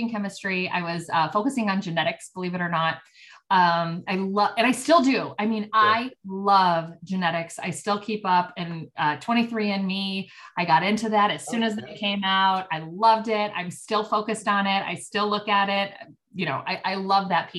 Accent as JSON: {"language": "English", "town": "Oak Park", "region": "Illinois", "country": "United States", "tie": "born or raised there", "also_born_or_lived": "Champaign, Illinois", "said": "I was kind of born and raised in Oak Park. So I grew up in Oak Park"}